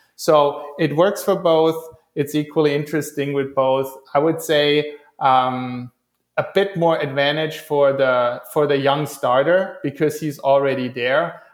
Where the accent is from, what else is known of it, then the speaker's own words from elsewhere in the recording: Stuttgart, Baden-Württemberg, Germany; now in Hawaii, United States; I'm originally from Stuttgart